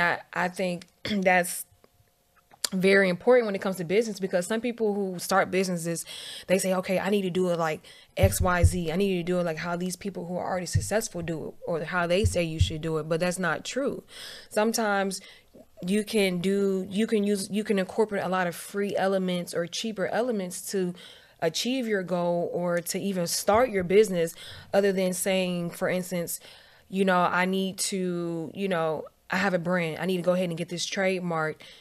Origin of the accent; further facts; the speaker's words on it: Virginia, United States; moved away as an adult; also born or lived in Atlanta, Georgia; I grew up in Virginia.